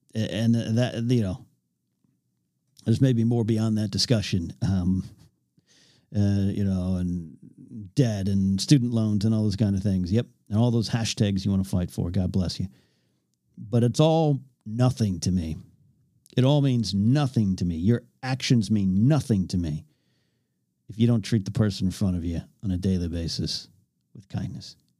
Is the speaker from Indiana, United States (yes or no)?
no; north of Los Angeles via the 101, California, United States; moved away as an adult; now in Los Angeles, United States; I had to head home from L A up to my hometown